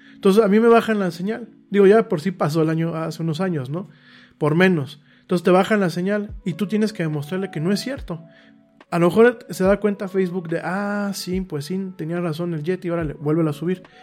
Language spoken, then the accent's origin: Spanish; Mexico; Yo ya no me considero ciudadano solamente mexicano